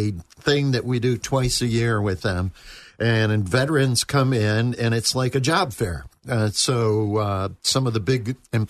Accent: New York, United States; And I grew up in New York.

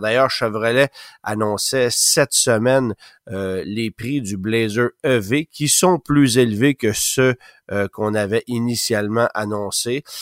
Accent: Canada; chez nous au Canada

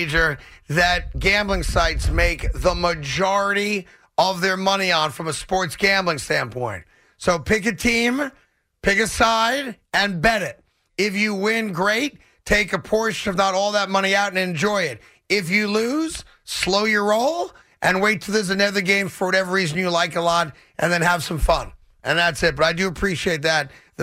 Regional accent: New York, United States; as a New Yorker

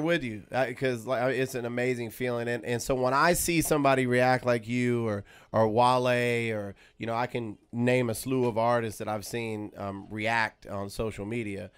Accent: Los Angeles, California, United States; my own city in L

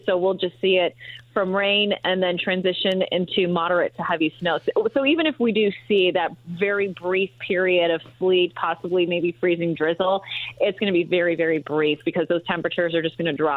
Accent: Chicago, Illinois, United States; now in Indiana, United States; I'm actually from Chicago

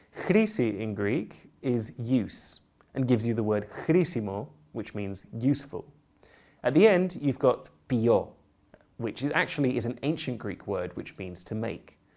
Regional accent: United Kingdom; I'm British polyglot

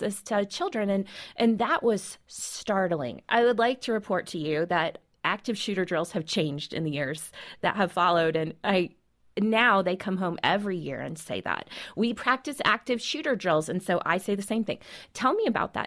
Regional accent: Colorado, United States; I grew up right here in Colorado

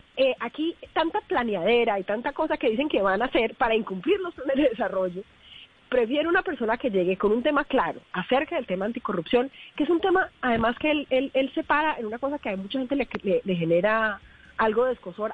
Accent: Valle del Cauca, Colombia; yo soy del Valle

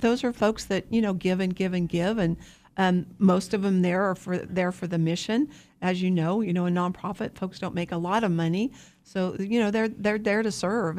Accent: Wichita, Kansas, United States; I'm from Wichita.

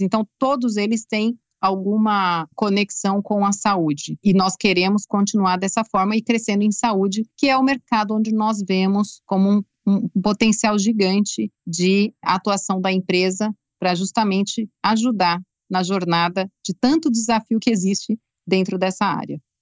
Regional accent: Brazil; como brasileira

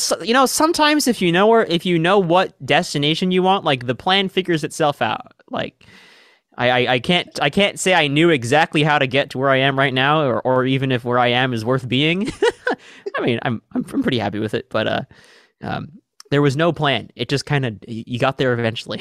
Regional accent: Seattle, Washington, United States; I'm from Seattle, Washington

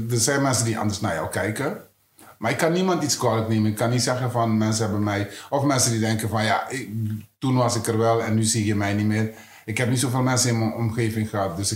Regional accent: Netherlands; Of ik, ben, ik ben ook Nederlander.

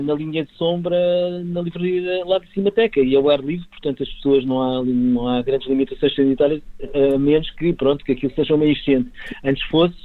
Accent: Lisbon, Portugal; also born or lived in Campo de Ourique / Campolide; eu nasci nas Amoreiras

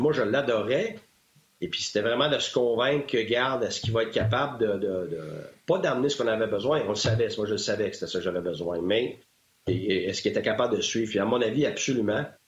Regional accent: Quebec, Canada; moved away; je suis sorti de chez nous, je suis sorti du Québec

